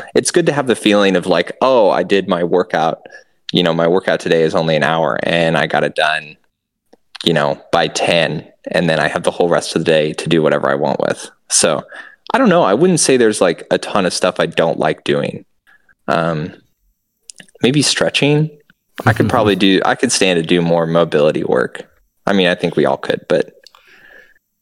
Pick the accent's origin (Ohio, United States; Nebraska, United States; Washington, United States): Nebraska, United States; moved away; me and Christina flew back to Nebraska and did, you know, one of the hometown gravel events